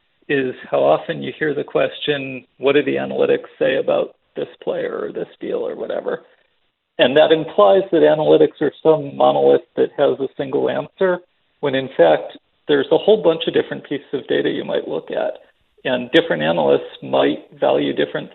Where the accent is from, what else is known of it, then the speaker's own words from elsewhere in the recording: Philadelphia, Pennsylvania, United States; moved away; I grew up in Philadelphia. I was a Flyers fan as a kid